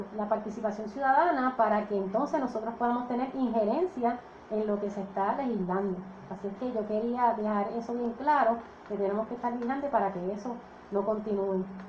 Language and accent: Spanish; Dorado, Puerto Rico; el pueblo de Dorado, mi pueblo natal Dorado.